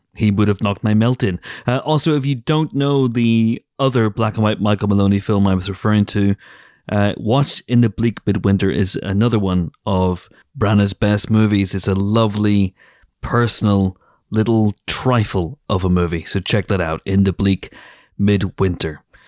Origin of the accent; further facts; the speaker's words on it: Banbridge, Northern Ireland, United Kingdom; moved away; my life growing up in Banbridge